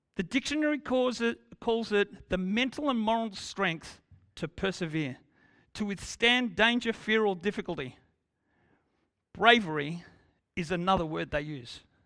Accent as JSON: {"language": "English", "country": "Australia", "said": "we are Australian"}